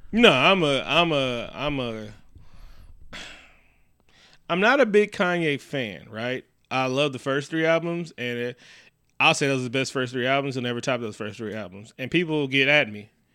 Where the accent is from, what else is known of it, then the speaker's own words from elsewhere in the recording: Oakland, California, United States; my hometown